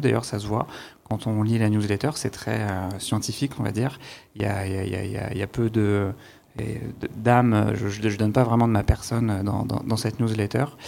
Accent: Saint-Denis, Île-de-France, France; je viens de Saint-Denis

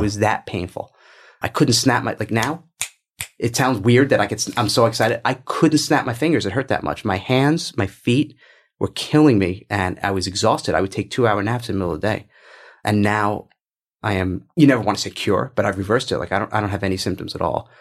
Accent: New York, United States; I'm from New York

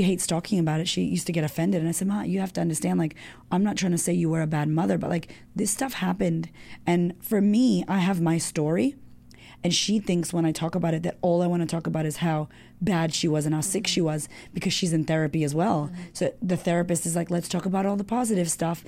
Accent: United States; I'm like an American Puerto Rican girl, doesn't speak any Spanish.

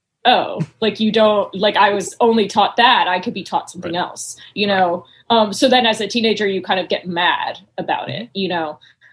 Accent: North Carolina, United States; I grew up in North Carolina.

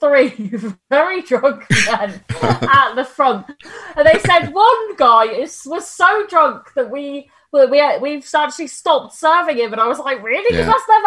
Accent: Cornwall, South West England, United Kingdom; also born or lived in London; Raised in the Cornwall

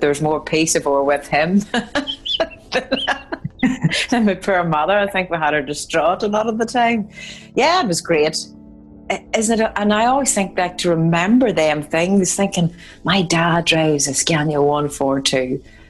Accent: Dungiven, Northern Ireland, United Kingdom; Up in the north of Ireland, well, I'm sure it was no different than the rest of Ireland

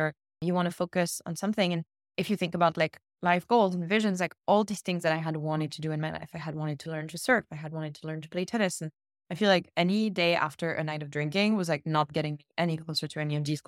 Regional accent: Cannes, Provence-Alpes-Côte d'Azur, France; moved away; the little beach kiosk where I grew up in Cannes

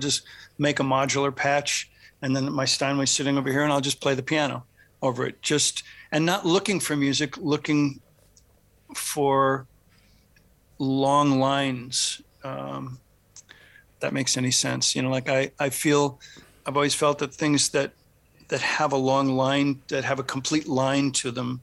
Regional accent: Michigan, United States; also born or lived in Los Angeles, United States; now in US East Coast; a long stop in Michigan, where I'm from

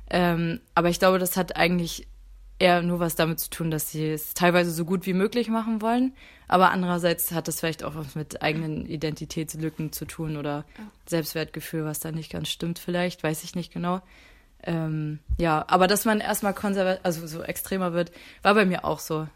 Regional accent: Mecklenburg-Vorpommern, Germany; moved away as an adult; now in Hamburg, Germany; ich bin in Mecklenburg aufgewachsen oder auch geboren

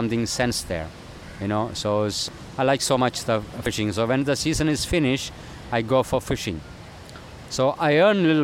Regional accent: Kovalam, Kerala, India; I grew up in Kerala, Kovalam

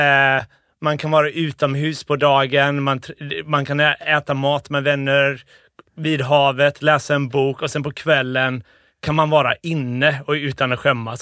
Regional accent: Gothenburg, Västra Götaland, Sweden; also born or lived in Uddevalla / Liverpool; när vi flyttade tillbaka till Sverige flyttade vi till Bildal ja. i Göteborg

